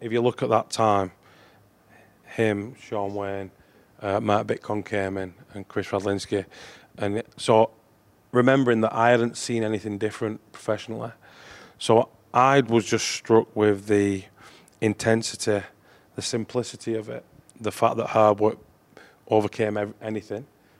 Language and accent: English; Wigan, North West England, United Kingdom; I think just growing up in Wigan at the time when I did, you don't think of it being any different.